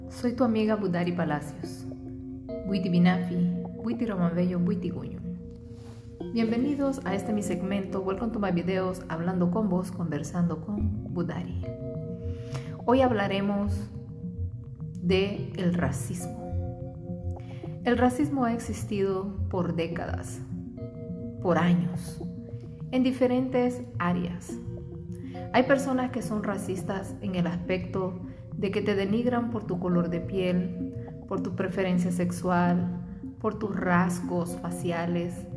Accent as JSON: {"language": "Spanish", "country": "Honduras", "moved": "yes", "said": "mi tierra, de Honduras"}